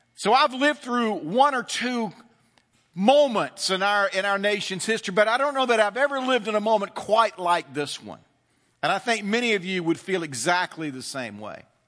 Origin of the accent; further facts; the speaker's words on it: the South, United States; growing up in the South